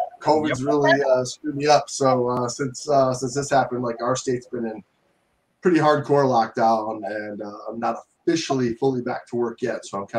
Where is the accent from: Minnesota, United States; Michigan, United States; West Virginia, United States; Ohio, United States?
Michigan, United States; Detroit; I'm from Metro Detroit, Michigan, and I've been living the scuba life pretty much my whole life since I was 16.